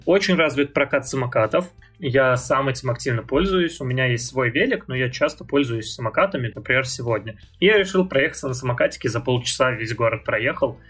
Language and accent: Russian; Saint Petersburg, Russia; moved away as an adult; now in Israel; я родился в Питере, прожил кучу лет в Питере, больше 20 получается